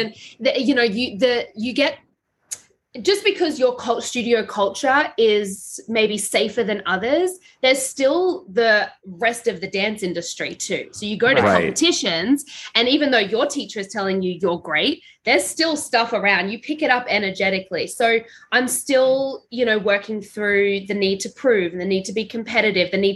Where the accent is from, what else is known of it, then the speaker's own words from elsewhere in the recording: Brisbane, Queensland, Australia; I was born in Brisbane, Australia